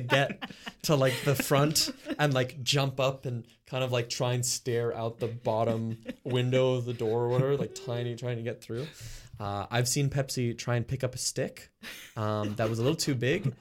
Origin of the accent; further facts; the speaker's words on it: Montreal, Quebec, Canada; I grew up in the West Island